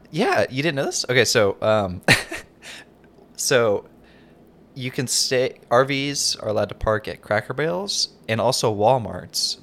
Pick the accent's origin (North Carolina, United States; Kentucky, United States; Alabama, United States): North Carolina, United States; I grew up in North Carolina, and we don't have wildfires.